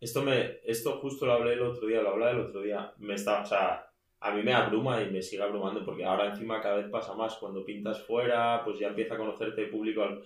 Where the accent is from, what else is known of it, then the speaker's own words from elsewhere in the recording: Madrid, Community of Madrid, Spain; also born or lived in A Coruña / Burgos; vengo de Madrid, aunque en todas mis biografías pone que nací en La Coruña, que es cierto